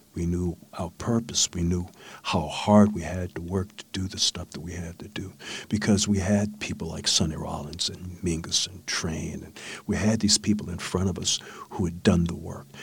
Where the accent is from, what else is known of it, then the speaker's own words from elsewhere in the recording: Northern Virginia, United States; I was born in Northern Virginia, in a rural town in Northern Virginia